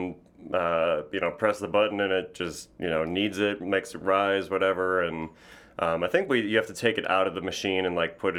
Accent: New Berlin, Wisconsin, United States; New Berlin, Wisconsin. It was like a suburb of Milwaukee.

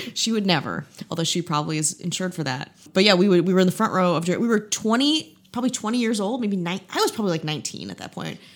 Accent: Midwest, United States; I'm just a, a boring Midwestern woman from the Midwest

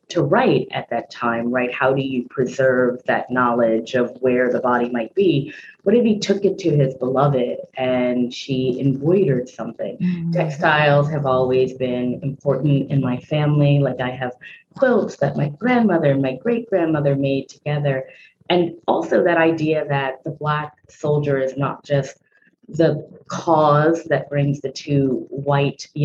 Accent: New Orleans, Louisiana, United States; I'm a native Louisianian. I was born and raised in New Orleans.

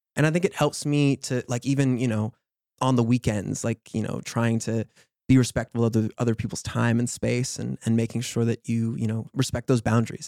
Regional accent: New York City, New York, United States; growing up in New York

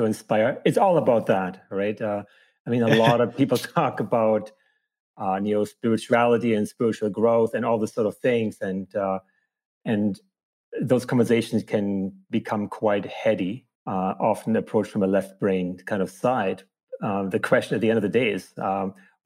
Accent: Germany; moved away as an adult; also born or lived in Ontario, Canada / Vancouver, Canada / Nelson, Canada; now in Victoria, Canada; I grew up near Hamburg, Germany. I was 22 years old when I immigrated to Canada

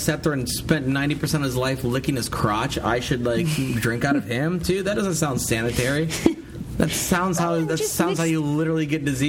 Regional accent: United States; I'm an American.

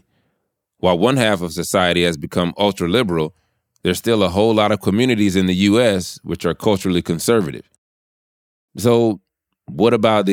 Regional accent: the South, United States; I'm from the South. I grew up in the church

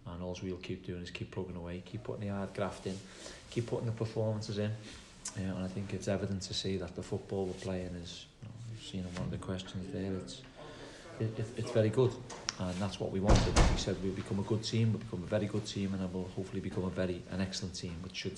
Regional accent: Liverpool, North West England, United Kingdom; accent: Scouse; moved away as an adult; now in Plymouth, United Kingdom; I'm not Cornish or the other side, so I'm Scouse

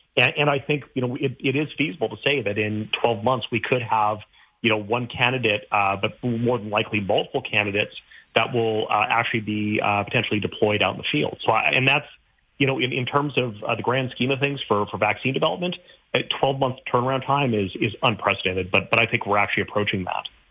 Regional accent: Saskatchewan, Canada; I grew up in Saskatchewan

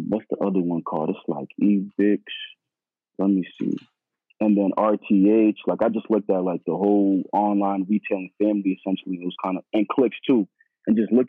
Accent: Boston, Massachusetts, United States; I'm from Boston.

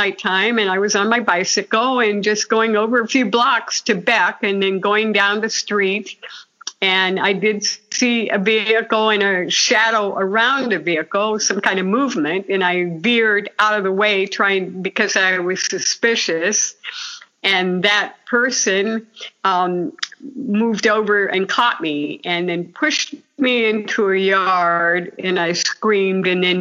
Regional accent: Portage Lakes, Ohio, United States; moved away as an adult; also born or lived in California; I was, Portage Lakes, Ohio, out on Canova Parnell Drive, just out in the rural area, surrounded by lakes. It was a beautiful place to grow up

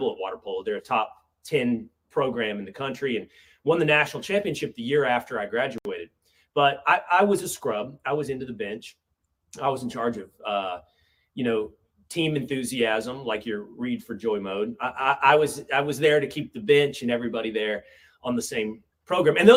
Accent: Sherman, Texas, United States; moved away as an adult; also born or lived in Malibu, California; growing up in Sherman, Texas, which felt like it's not, and it's my favorite town in the world

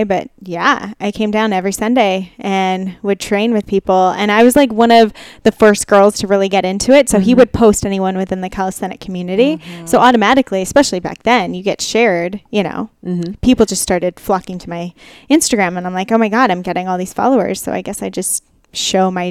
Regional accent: Chino Hills, California, United States; now in Los Angeles, United States; I grew up in Chino Hills

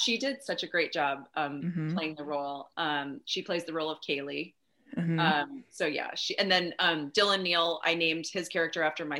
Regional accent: Canada; I'm Canadian, you know, I can always go to Canada if I want

